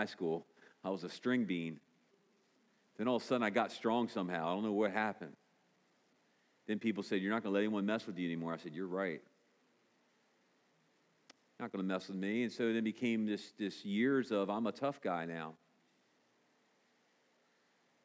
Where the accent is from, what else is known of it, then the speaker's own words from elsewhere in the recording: United States; as good American people